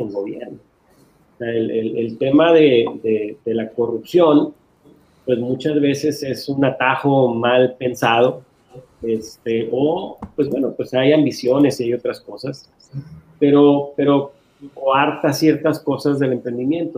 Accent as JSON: {"language": "Spanish", "country": "Mexico", "said": "la raza mexicana"}